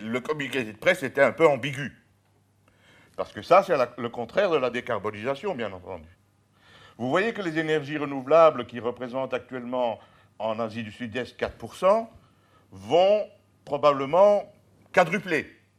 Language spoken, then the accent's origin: French; Charleroi, Wallonia, Belgium; je suis né à Charleroi